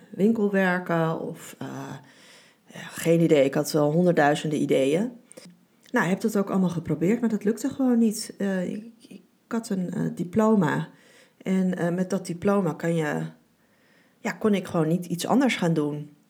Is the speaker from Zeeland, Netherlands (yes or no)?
no; Beverwijk, North Holland, Netherlands; born there; In 1975 ben ik geboren in Beverwijk, in Noord-Holland.